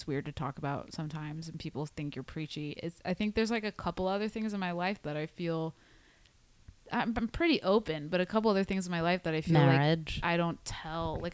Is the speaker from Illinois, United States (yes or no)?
no; Indianapolis, Indiana, United States; moved away; I grew up in Indianapolis, Indiana